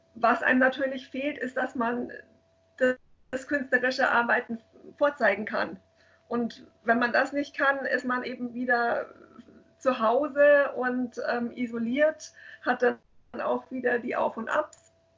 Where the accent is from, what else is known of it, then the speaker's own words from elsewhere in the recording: Munich, Bavaria, Germany; ich bin gebürtige Münchnerin, ich war auch immer hier in München